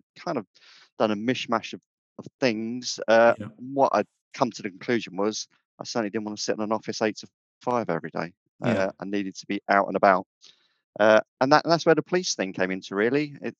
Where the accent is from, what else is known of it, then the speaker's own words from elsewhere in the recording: Andover, South East England, United Kingdom; moved away as an adult; also born or lived in London; I grew up in Andover, Hampshire, but I joined the Met because they were recruiting at the time.